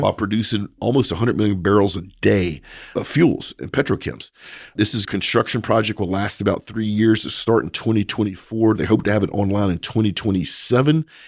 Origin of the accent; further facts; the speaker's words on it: United States; as an American